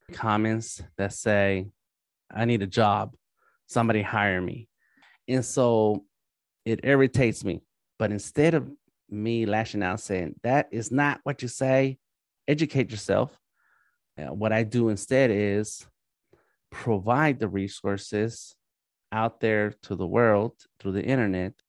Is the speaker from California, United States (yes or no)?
yes; Los Angeles, California, United States; moved away as an adult; now in Atlanta, United States; I am born and raised in East